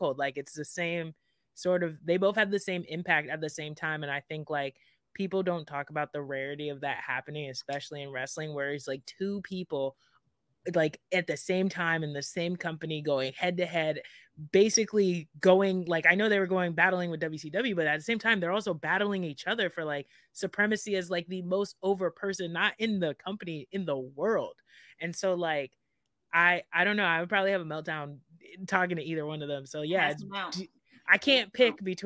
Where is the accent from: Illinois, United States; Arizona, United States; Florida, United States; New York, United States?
Florida, United States; South; I'm from South Florida, closer to the Miami area, about an hour north of Miami